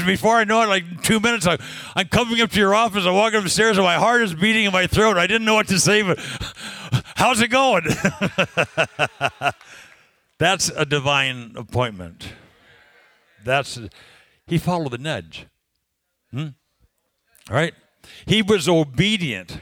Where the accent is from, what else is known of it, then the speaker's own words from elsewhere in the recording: California, United States; I'm from California